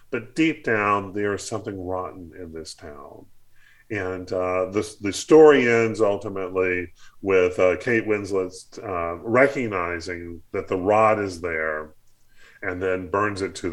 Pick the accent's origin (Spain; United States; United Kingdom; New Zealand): United States; the South; I grew up in the South. I grew up uh, in a church environment, and so this certainly speaks to me.